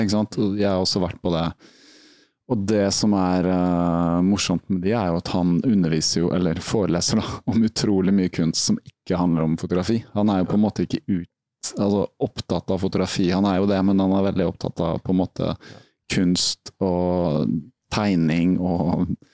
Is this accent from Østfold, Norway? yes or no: yes; Halden, Østfold, Norway; also born or lived in Rykkinn, Bærum; jeg er egentlig fra Fredrikshals